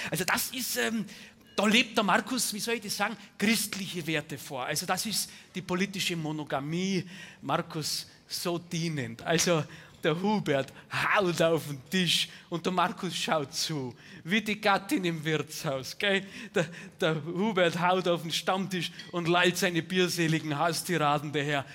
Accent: Bavaria, Germany; bei uns in Bayern

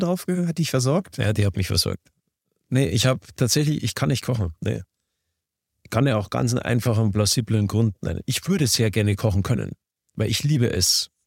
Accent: Garmisch-Partenkirchen, Bavaria, Germany; ich komme aus Garmisch-Partenkirchen

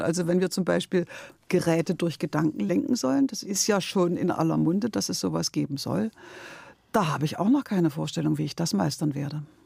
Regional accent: Leipzig, Saxony, Germany; now in Berlin, Germany; ich bin in Leipzig geboren und aufgewachsen. Und dann bin ich nach Berlin gegangen

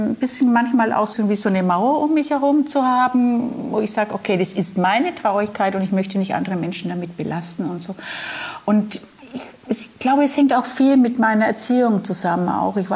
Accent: Nuremberg, Bavaria, Germany; born there; Ja, bin geboren in Nürnberg

